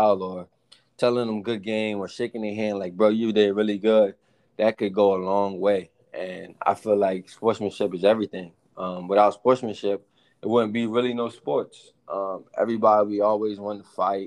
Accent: Eastern Shore of Virginia, United States; moved away; also born or lived in Maryland; me being from the shore, especially I was from Virginia, Eastern Shore of Virginia, so it's nothing down there.

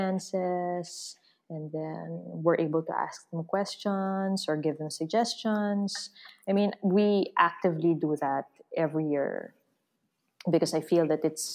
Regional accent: Philippines; The thing is, the Filipino identity is also very hard to define because of our unique history of colonialism and post-colonialism. And in a way, we're a very young nation

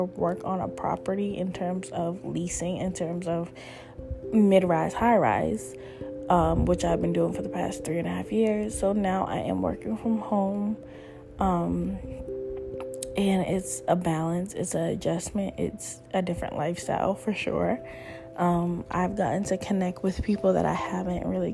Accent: Cambridge, Massachusetts, United States; my hometown, Cambridge, Massachusetts

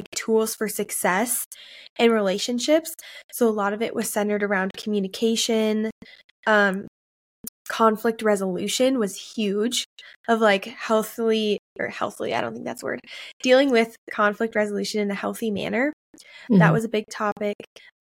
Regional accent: Maple Grove, Minnesota, United States; the church I grew up in Maple Grove, Minnesota

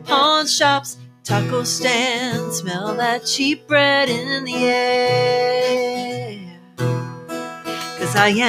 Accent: Sonoma County, California, United States; also born or lived in San Francisco / San Jose; I grew up in Sonoma County.

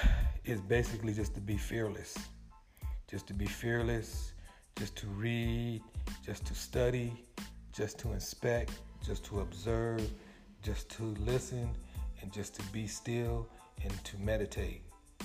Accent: California, United States; born or raised there

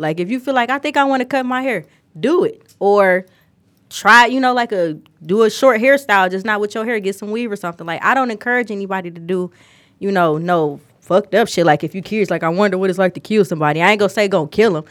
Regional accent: Detroit, Michigan, United States; I'm not from Atlanta. I'm from Detroit. I've always been in Detroit.

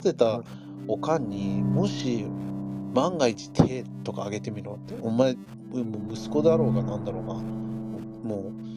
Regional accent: Los Angeles, California, United States; moved away as an adult; now in Japan; 俺はロ LA 生まれ LA 育ちだか

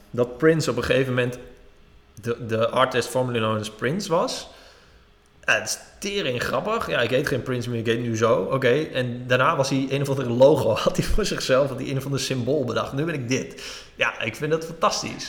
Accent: Drenthe, Netherlands; Ik kom uit Drenthe

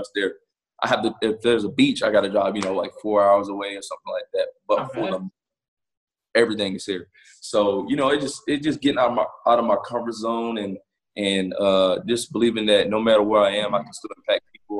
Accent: Huntsville, Alabama, United States; also born or lived in North Charleston, South Carolina; I was born in North Charleston, South Carolina. So I was born there, was in a tough area. So my family moved to Alabama, which we moved to Huntsville, Alabama. And there, that's when I got heavily involved with sports

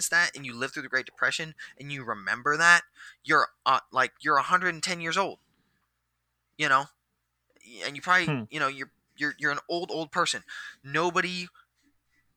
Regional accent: Washington, United States; moved away; I'm from Washington State, but the boonies of Washington State

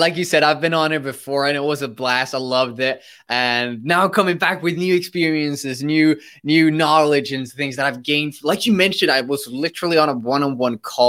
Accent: Sweden; also born or lived in United States; I'm from Sweden and I studied in the US, so I flew across the globe to study there, and then I had to fly back

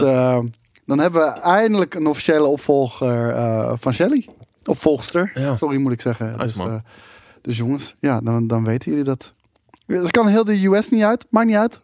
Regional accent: Arnhem, Gelderland, Netherlands; Ik ben een Arnhemmer

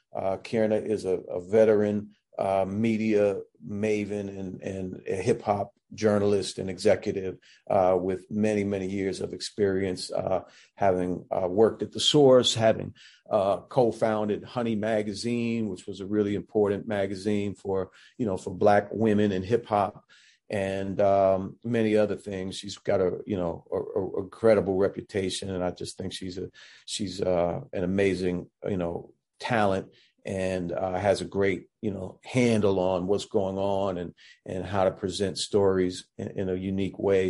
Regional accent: Washington, District of Columbia, United States; moved away as an adult; also born or lived in Massachusetts; me growing up in Washington D.C. That's where I was born and raised

